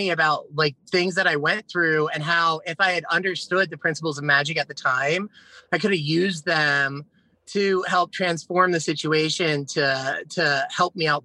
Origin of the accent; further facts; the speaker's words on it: Pennsylvania, United States; moved away as an adult; now in South Carolina, United States; I went back to Philadelphia because it's where I was born. I grew up in like um, Bucks County and Montgomery